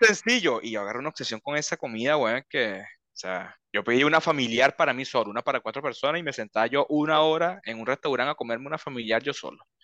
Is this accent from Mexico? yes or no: no; Venezuela; now in Chile; cuando yo salí de Venezuela